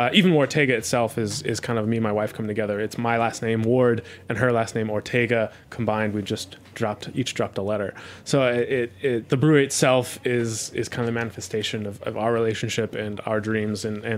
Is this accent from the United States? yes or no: no; Cologne, North Rhine-Westphalia, Germany; we were drinking Pilsners most of the time or Kolsch because we're from Cologne, and those are the prominent beers there, and they're delicious.